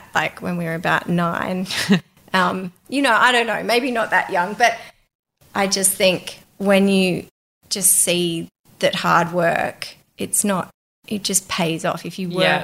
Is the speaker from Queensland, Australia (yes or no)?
no; Melbourne, Victoria, Australia; I'm from Melbourne